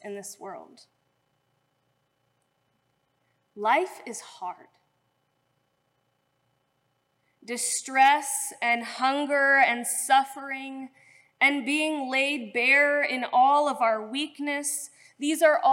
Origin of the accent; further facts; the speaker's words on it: St. Louis, Missouri, United States; moved away as an adult; now in Cincinnati, United States; I grew up in St. Louis